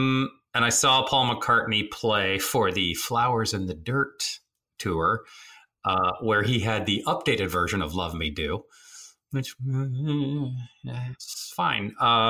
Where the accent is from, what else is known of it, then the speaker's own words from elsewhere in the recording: Rome, Lazio, Italy; born there; And so I was born in Rome.